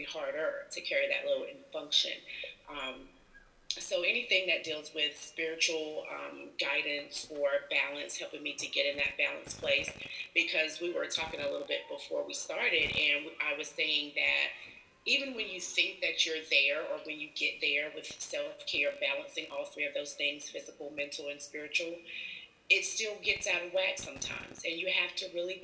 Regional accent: High Point, North Carolina, United States; I am from High Point, North Carolina

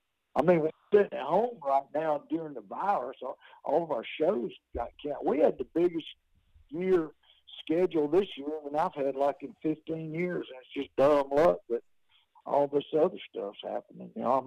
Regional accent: Georgia, United States; also born or lived in Athens, Georgia; I'm from Athens, Georgia, and I was raised down in South Georgia. My daddy moved us down there. My family are farmers.

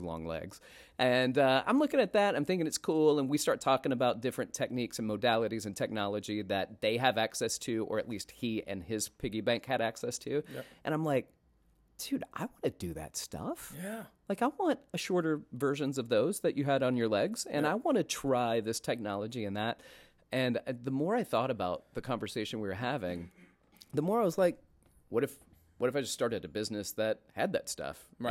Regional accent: Florence, Alabama, United States; moved away as an adult; also born or lived in Atlanta, Georgia; now in New York City, United States; I grew up in Alabama

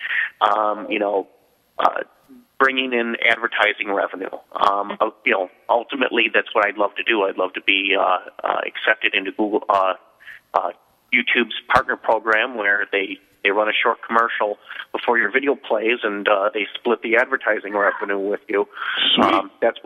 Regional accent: Chicago, Illinois, United States; accent: Chicago; I make fun of my Chicago accent too

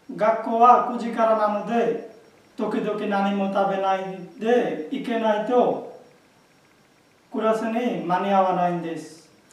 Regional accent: Bangladesh; Japanese is a second language; moved away as an adult; now in Japan; 去年5月にバングラデシュから参りました

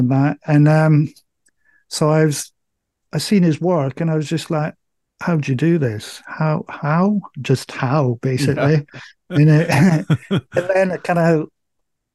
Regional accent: Scotland, United Kingdom; moved away; I'm from Scotland. My folks still live up in Scotland

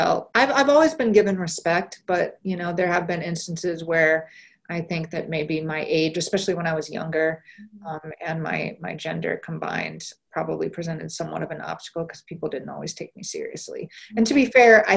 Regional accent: Iowa, United States; moved away; I grew up in Iowa, and Iowa is not known for being very diverse

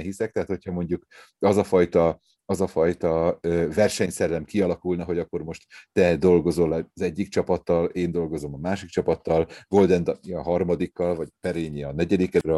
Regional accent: Gödöllő, Pest, Hungary; also born or lived in Szeged; én mivel a Gödölői Petőfi Sándor művelődési házban nőttem föl

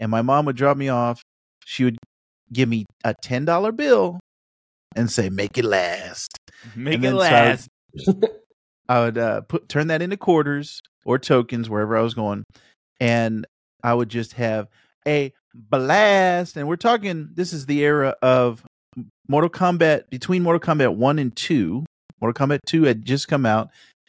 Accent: Japan; So I grew up in Japan. I spent a lot of years in Japan, and the arcades there are all like sit down.

